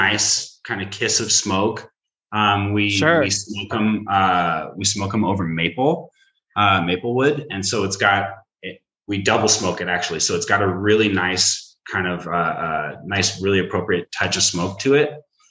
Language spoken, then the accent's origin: English; Seattle, Washington, United States; I am from Seattle